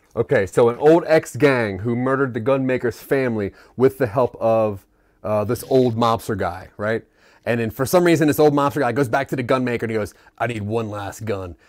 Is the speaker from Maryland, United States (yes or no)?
yes; Maryland, United States; I'm from Maryland